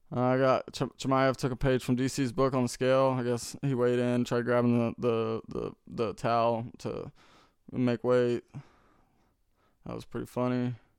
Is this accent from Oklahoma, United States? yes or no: yes; Tulsa, Oklahoma, United States; I'm from Tulsa. I'm from the city